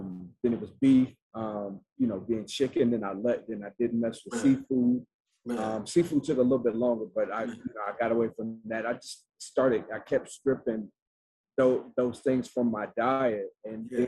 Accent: Atlanta, Georgia, United States; I'm from Atlanta, Georgia, and man, my people like deep-rooted South.

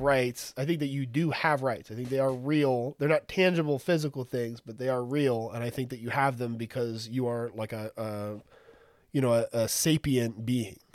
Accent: San Antonio, Texas, United States; I'm from San Antonio. I live in San Antonio.

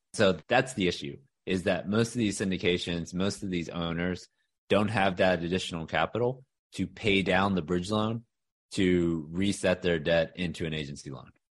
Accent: Houston, Texas, United States; also born or lived in Austin, Texas; now in Dallas, United States; I'm a Texas guy. So born and raised in Houston

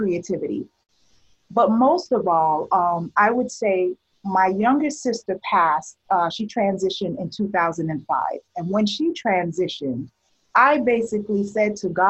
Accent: New York City, New York, United States; moved away as an adult; also born or lived in Barbados / Nashville, Tennessee; I was born in Barbados and grew up in Brooklyn, New York

